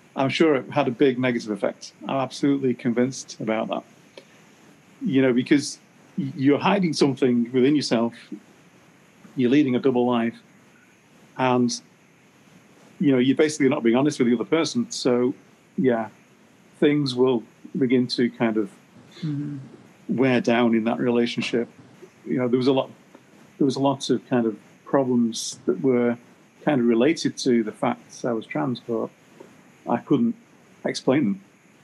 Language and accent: English; Canada; now in United States; So then I'm working in the US as a Canadian with my Canadian passport